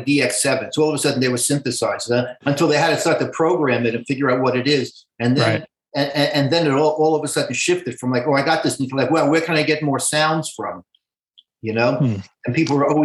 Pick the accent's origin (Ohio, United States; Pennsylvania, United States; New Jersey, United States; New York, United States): New York, United States; New York City; I'm a Brooklyn boy, man. I'm like a Brooklyn Jew from the 50s and 60s